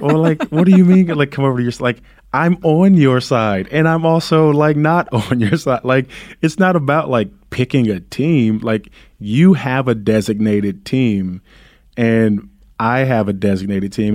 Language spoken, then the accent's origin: English; Compton, California, United States; growing up in Compton